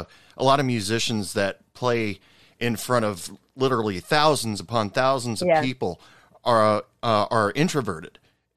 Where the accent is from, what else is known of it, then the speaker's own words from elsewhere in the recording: Oregon, United States; now in West Texas, United States; I live in, as of right now, I'm originally from Oregon, but I live in West Texas. Right now.